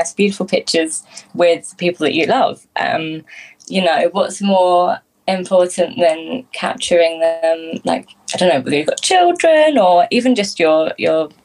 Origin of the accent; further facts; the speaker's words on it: Ashtead, South East England, United Kingdom; also born or lived in Epsom; from Ashton